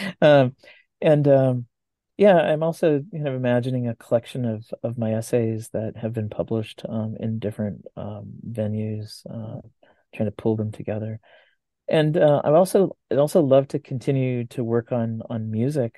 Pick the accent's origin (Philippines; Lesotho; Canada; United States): United States; Santa Ana, California; growing up in Santa Ana